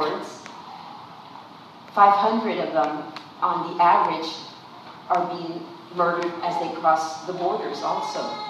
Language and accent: English; San Antonio, Texas, United States; I'm also from the West Side